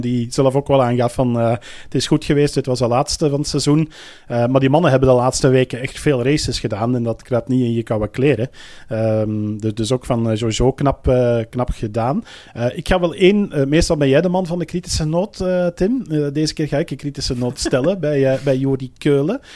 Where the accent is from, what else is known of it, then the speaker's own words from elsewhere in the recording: Belgium; zelf als Belg zijnde